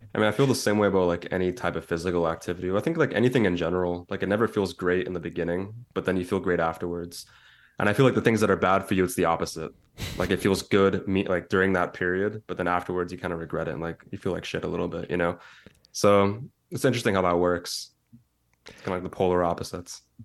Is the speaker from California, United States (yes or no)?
yes; San Francisco Bay Area, California, United States; also born or lived in East Bay / San Diego; my entire life. So I grew up mainly in the Bay Area, the San Francisco Bay Area.